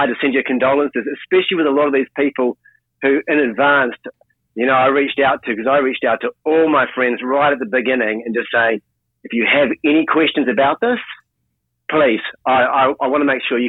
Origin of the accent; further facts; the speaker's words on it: New Zealand; accent: thick Kiwi; I'm a Kiwi, I have a very thick, disruptive accent for that reason.